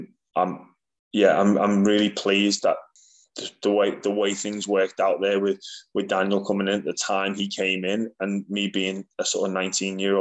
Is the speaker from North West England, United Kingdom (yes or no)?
yes; Liverpool, North West England, United Kingdom; moved away as an adult; also born or lived in Australia; I love my hometown in Liverpool